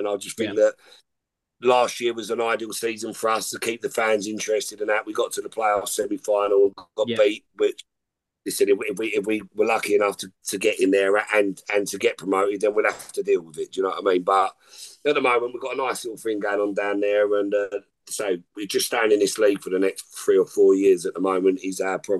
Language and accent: English; North West England, United Kingdom; accent: Scouse; I've lost my accent, my Scouse accent, but.